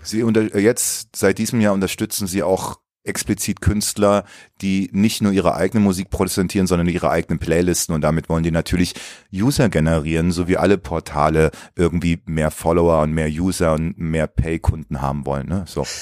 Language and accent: German; Baden-Baden, Baden-Württemberg, Germany; also born or lived in Leipzig; now in Berlin, Germany; dann bin ich mit meiner Mutter vor der Wende ausgereist und dann bin ich in Baden-Baden gelandet